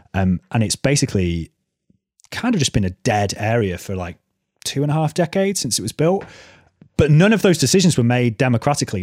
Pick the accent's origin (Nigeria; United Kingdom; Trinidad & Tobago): United Kingdom; North Wales; where I grew up in North Wales